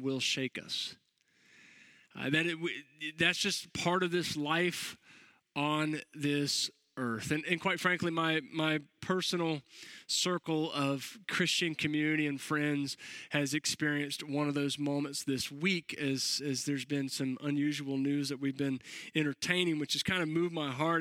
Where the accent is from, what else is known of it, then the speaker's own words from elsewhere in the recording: Florida, United States; also born or lived in Jacksonville; I'm born and raised in Florida